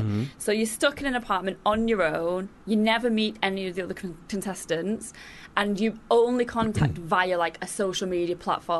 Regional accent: Manchester, North West England, United Kingdom; Yeah, my hometown.

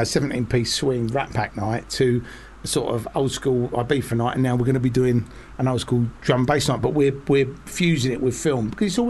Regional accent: United Kingdom; I'm a British filmmaker and I come from nothing

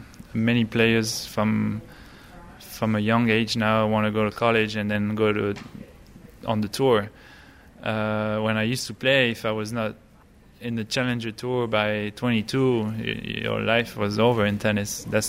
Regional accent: United States; not many French players knew me at the time because I grew up in the States. So when I went there, I actually did pretty well because I was a new guy, French, but not really.

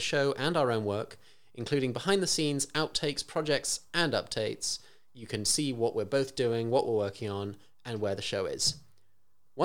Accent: Kenya; moved away; also born or lived in San Francisco Bay Area; I grew up in Kenya

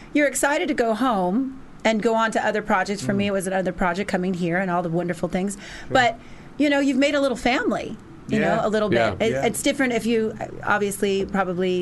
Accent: outside Los Angeles, California, United States; moved away; I come from Los Angeles, outside of Los Angeles, about 30 minutes outside of Los Angeles

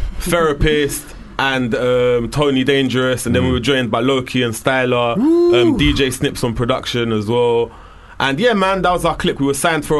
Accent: Reading, South East England, United Kingdom; I live in Reading, so born and raised.

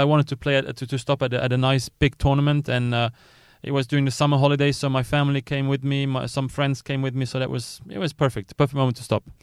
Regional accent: Luxembourg; I was coming from Luxembourg

